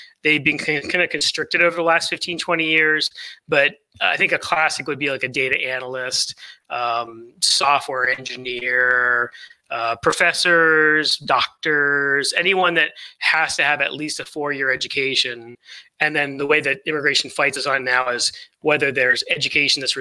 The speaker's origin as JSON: {"language": "English", "region": "Maryland", "country": "United States", "said": "Baltimore, Maryland, which is my home state. So it was nice to move back there"}